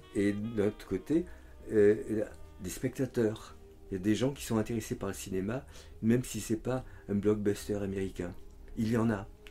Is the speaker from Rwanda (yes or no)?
no; France; je suis français